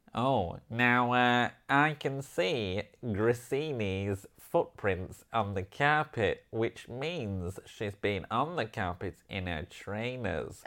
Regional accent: Yorkshire and the Humber, United Kingdom; I'm from Yorkshire

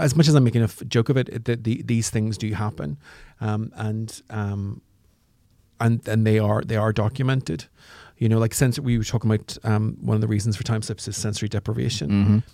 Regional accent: Northern Ireland, United Kingdom; now in London, United Kingdom; I'm from Northern Ireland, and I was in a bomb blast when I was very young

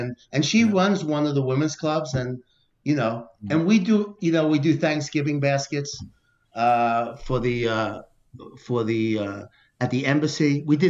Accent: New York City, New York, United States; I grew up in Brooklyn and, you know, I lived in the city.

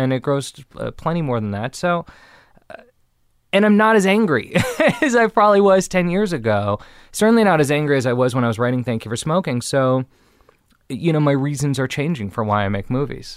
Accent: Beverly Hills, California, United States; I grew up in Beverly Hills, the son of a famous director

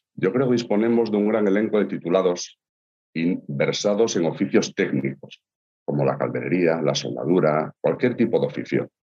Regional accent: Asturias, Spain; como asturianos que somos

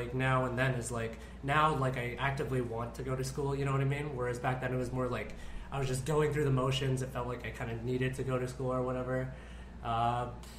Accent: Vancouver, British Columbia, Canada; also born or lived in Toronto; now in Philippines; I got into UBC, which is in my hometown of Vancouver

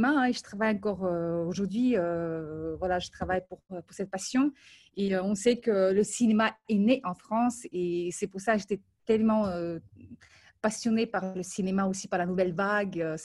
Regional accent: Ukraine; born there; also born or lived in Moldova; euh, je suis née en Ukraine, ensuite j'ai passé quelques années à Moldavie.

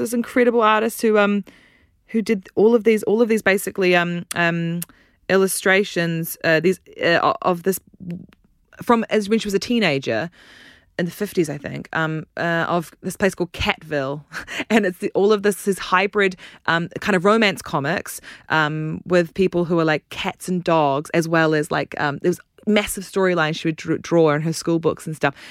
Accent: New Zealand; accent: New Zealand; now in United Kingdom; You can tell I'm from New Zealand from my accent

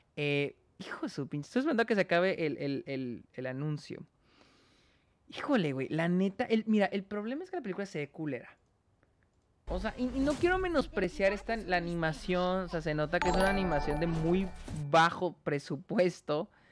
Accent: Mexico

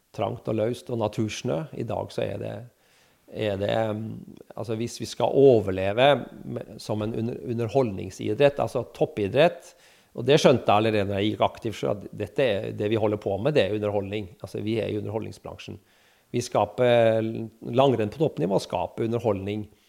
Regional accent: Kirkenes, Finnmark, Norway; moved away; jeg er jo fra Kirkenes

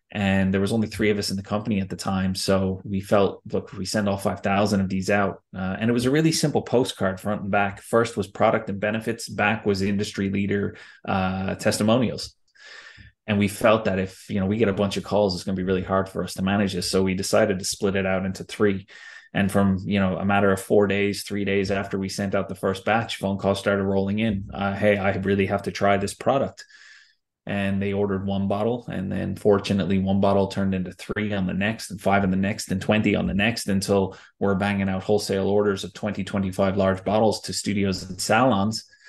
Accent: United States; moved away; growing up in the States

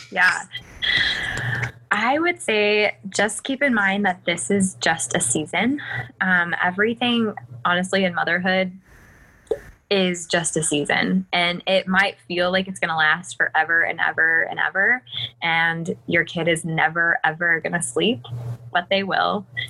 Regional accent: Colorado, United States; moved away as an adult; now in South Carolina, United States; I was born in Colorado and born and raised, never had left

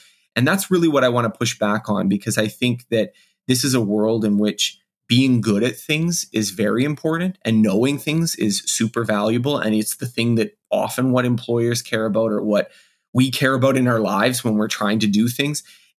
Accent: Canada; I am Canadian

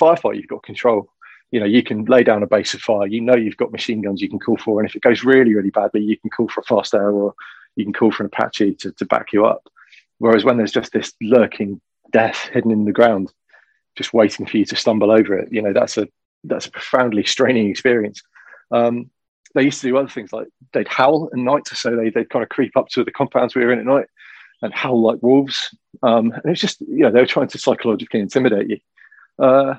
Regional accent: Shropshire, West Midlands, United Kingdom; I grew up in Shropshire

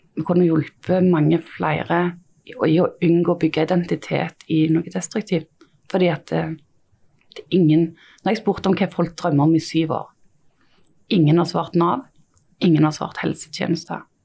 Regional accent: Stavanger area, Rogaland, Norway; jeg er jo fra Stavanger-området

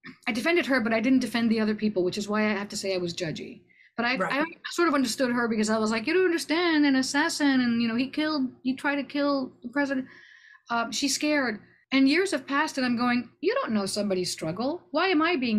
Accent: Laredo, Texas, United States; moved away as an adult; also born or lived in Austin, Texas / New York City; growing up in Laredo

